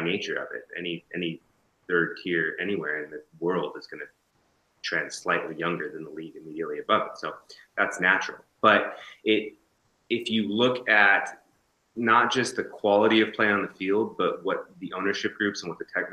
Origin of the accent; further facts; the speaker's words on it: West Coast, United States; I'm from the West Coast